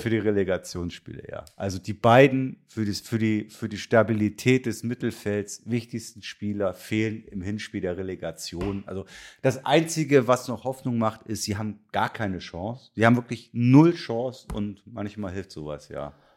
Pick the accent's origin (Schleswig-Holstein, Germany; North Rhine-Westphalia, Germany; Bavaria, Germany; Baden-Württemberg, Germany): Schleswig-Holstein, Germany; Kiel; als gebürtiger Kieler